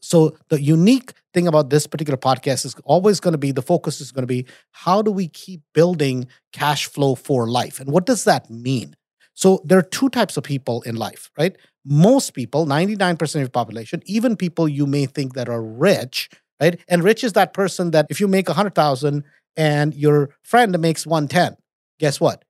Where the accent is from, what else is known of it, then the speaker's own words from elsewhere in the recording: India; moved away; also born or lived in United States; I was born in America, grew up in India